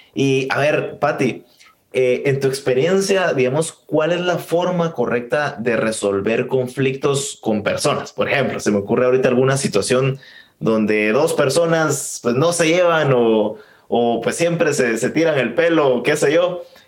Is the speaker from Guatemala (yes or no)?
yes; Guatemala; yo como guatemalteco